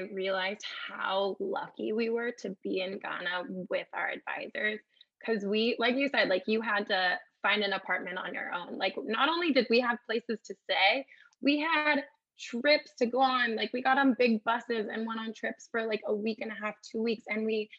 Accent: San Jose, California, United States; I'm from San Jose, so I'm also a Bay Area kid

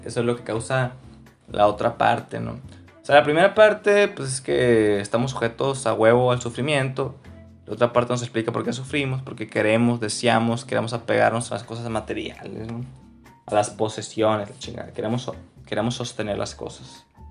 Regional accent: Mexico; nací en México, güey, familia católica y todo este pedo.

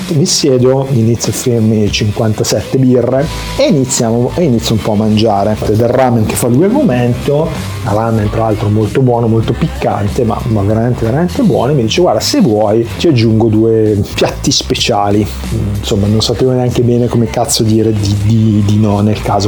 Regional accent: Italy; sono italiano

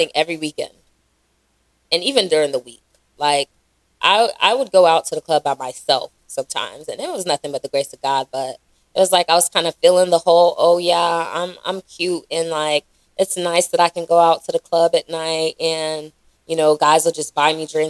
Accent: Raleigh, North Carolina, United States; also born or lived in Charlotte; Growing up in Raleigh, I didn't really go out or spend a lot of time in the Nigerian scene

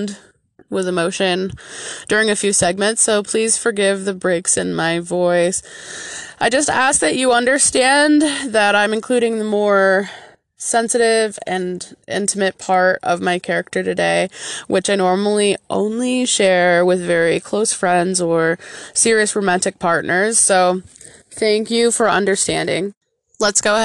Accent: Michigan, United States; in my home state of Michigan

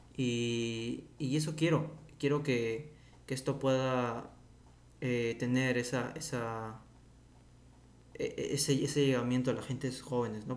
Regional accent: Peru; mi país de origen que es Perú

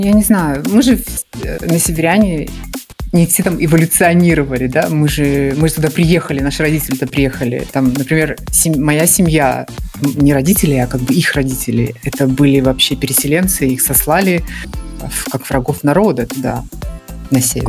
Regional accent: Murmansk, Murmansk Oblast, Russia; moved away as an adult; now in Moscow, Russia; я жила в Мурманске

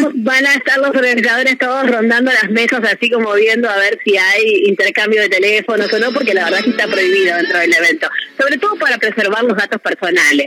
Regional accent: Mar del Plata, Buenos Aires Province, Argentina; somos de Mardel

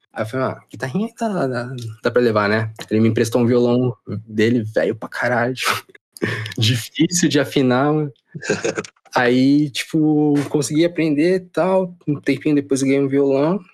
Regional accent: Brazil; now in Japan; sou brasileiro

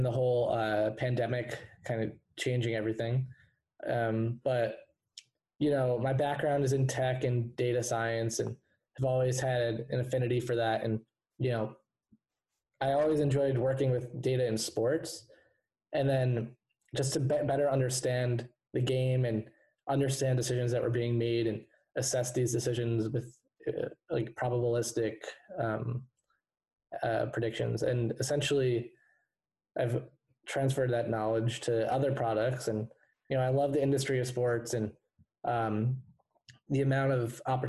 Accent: New Jersey, United States; also born or lived in Massachusetts; So I'm from New Jersey. Grew up here and went to college up in Massachusetts

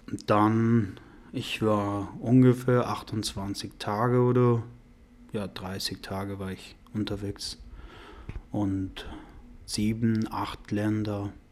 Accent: Afghanistan; also born or lived in Iran; now in Germany; Ich komme aus Afghanistan. Ich war im Iran.

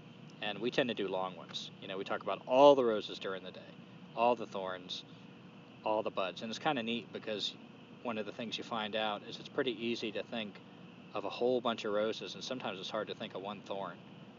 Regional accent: Durham, North Carolina, United States; Yeah, so Teresa and I came down from the North Carolina mountains back to the Piedmont of North Carolina in Durham, North Carolina, where we were from before we went to the mountains

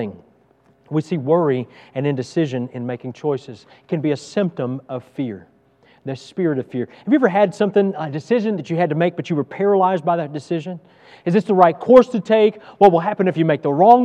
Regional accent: Texas, United States; moved away as an adult; I'm from Texas and I love Texas

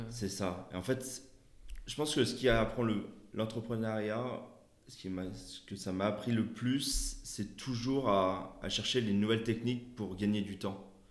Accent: Lyon, Auvergne-Rhône-Alpes, France; je suis de Lyon

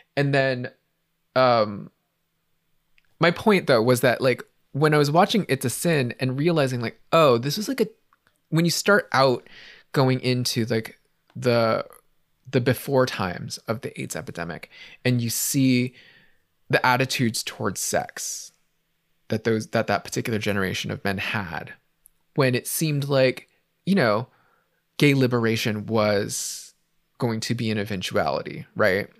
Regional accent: San Francisco, California, United States; growing up in San Francisco in the eighties and nineties

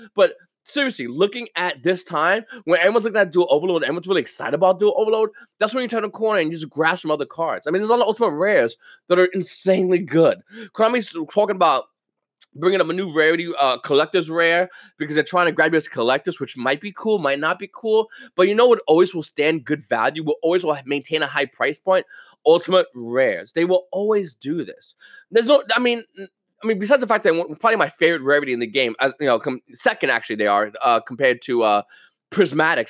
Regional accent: United States

